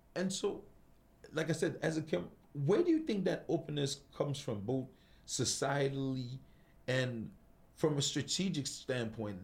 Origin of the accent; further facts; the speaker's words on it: Cameroon; I'm from Cameroon